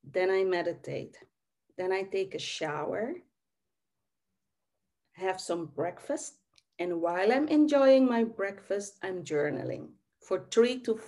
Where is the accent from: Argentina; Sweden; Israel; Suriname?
Suriname; I was born in Suriname, South America